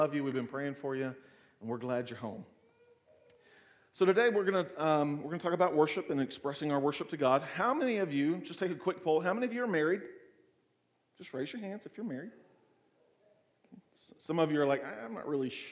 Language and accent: English; Clinton, United States; growing up in Clinton